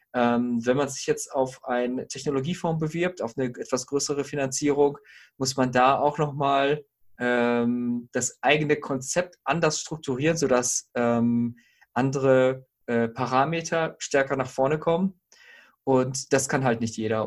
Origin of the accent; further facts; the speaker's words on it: Herford, North Rhine-Westphalia, Germany; moved away as an adult; also born or lived in Bonn; now in Bielefeld, Germany; ich komme eigentlich aus Herford, bin eine Zeit lang nach äh, Bonn gegangen zum Studium